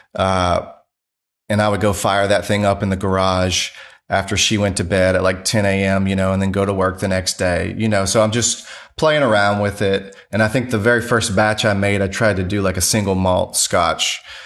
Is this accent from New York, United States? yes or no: no; Louisiana, United States; now in Greenville, United States; I'm from Louisiana